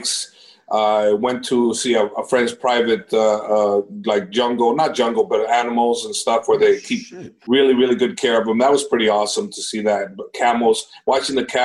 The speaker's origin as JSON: {"language": "English", "town": "San Jose", "region": "California", "country": "United States", "tie": "born or raised there", "also_born_or_lived": "Mexico", "said": "San Jose, California. I was born in Mexico, but I came here when I was like six"}